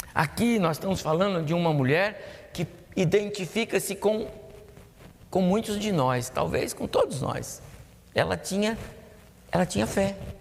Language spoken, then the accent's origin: Portuguese; São José dos Campos, São Paulo, Brazil; eu me lembro da minha infância, lá na Vila Maria, aqui em São José dos Campos mesmo